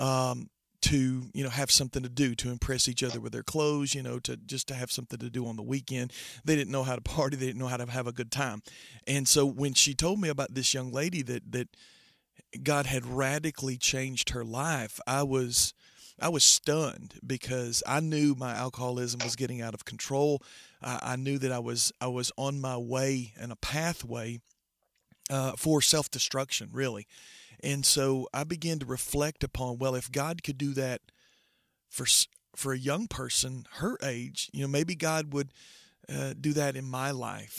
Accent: Trenton, Georgia, United States; I grew up in Trenton, Georgia, so I've been raised in church all my life.

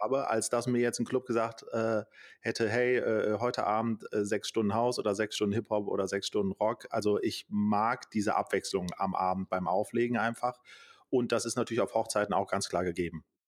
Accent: Düsseldorf, North Rhine-Westphalia, Germany; hier in unserer Region, äh, also ich komme aus Düsseldorf

